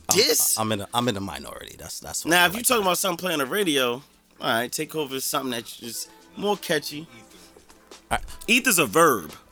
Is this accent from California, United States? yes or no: no; Jersey City, New Jersey, United States; just me growing up in Jersey City, like I'm from South Court.